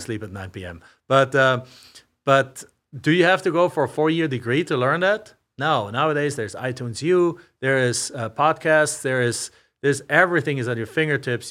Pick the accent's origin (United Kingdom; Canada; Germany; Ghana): Germany; also born or lived in Macomb, Illinois; now in Phoenix, United States; I'm from a small town in Germany.